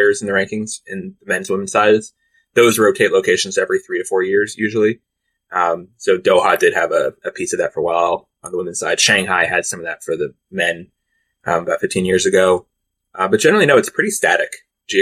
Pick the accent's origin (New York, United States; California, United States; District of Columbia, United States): District of Columbia, United States; Washington; I'm in Washington, my hometown